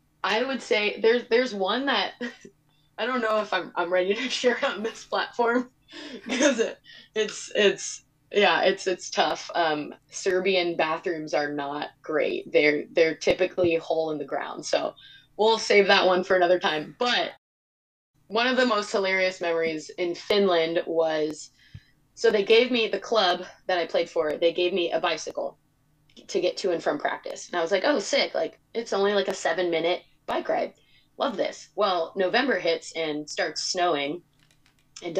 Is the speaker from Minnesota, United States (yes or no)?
no; California, United States; moved away as an adult; I'm from California.